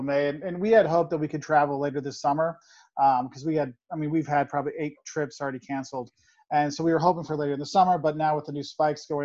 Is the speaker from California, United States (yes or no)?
no; Quincy, Illinois, United States; now in Champaign, United States; I grew up in Quincy, Illinois, a small town in the western part of Illinois